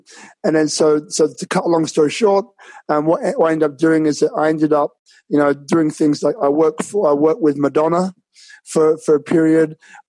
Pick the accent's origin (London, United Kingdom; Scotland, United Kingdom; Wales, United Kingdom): London, United Kingdom; born there; So I was born in London, as I think I told you before, and I had a different upbringing to most. So my parents came from Jamaica, so I've got a Jamaican background as well.